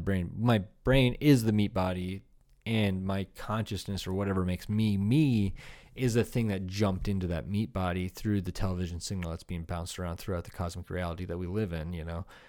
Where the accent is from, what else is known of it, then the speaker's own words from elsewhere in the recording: Iowa, United States; growing up in Iowa